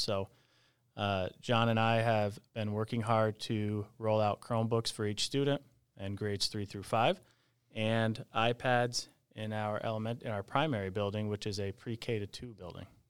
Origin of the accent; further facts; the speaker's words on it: Peru, New York, United States; my hometown school district